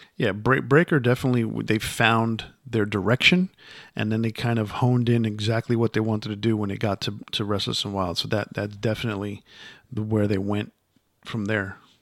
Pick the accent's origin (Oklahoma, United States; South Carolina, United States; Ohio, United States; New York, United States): New York, United States; Yonkers; Yonkers, where I grew up